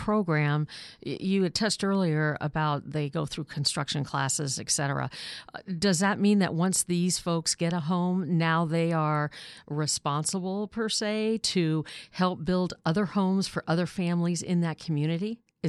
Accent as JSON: {"language": "English", "region": "Midwest", "country": "United States", "said": "I come from the Midwest"}